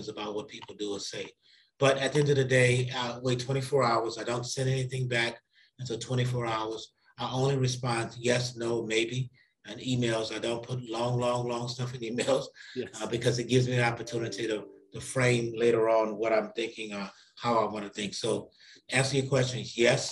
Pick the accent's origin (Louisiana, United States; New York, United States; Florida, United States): Louisiana, United States; New Orleans; now in St. Louis, United States; I grew up in New Orleans, Louisiana, in what is called a lower ninth ward